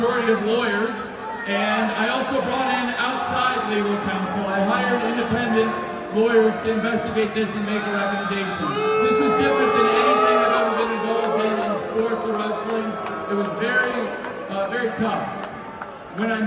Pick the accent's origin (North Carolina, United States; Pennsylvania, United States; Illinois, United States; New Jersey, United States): Illinois, United States; Champaign; I'm from the great state of Illinois myself. I grew up here, I grew up downstate in Champaign